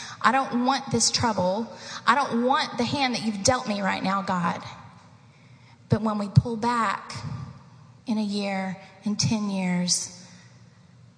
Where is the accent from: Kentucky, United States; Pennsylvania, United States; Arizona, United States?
Kentucky, United States; Eastern; moved away; I grew up in the mountains of Eastern Kentucky